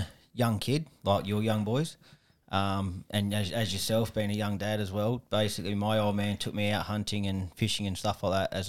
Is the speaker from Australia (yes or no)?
yes; southeast of South Australia, Australia; moved away as an adult; now in Adelaide, Australia; But originally from the southeast of South Australia, down at Padua.